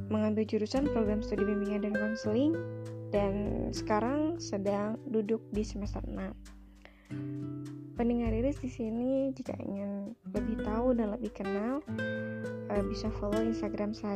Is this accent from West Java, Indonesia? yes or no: yes; Tasikmalaya, West Java, Indonesia; born there; Saya lahir di Tasikmalaya pada tanggal 12 November 1997.